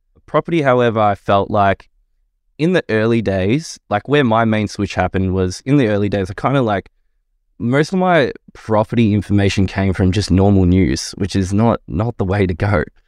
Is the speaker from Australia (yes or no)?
yes; southeast suburbs of Victoria, Australia; I grew up in a pretty big family, uh, five kids, so two brothers, two sisters in the southeast suburbs of Victoria.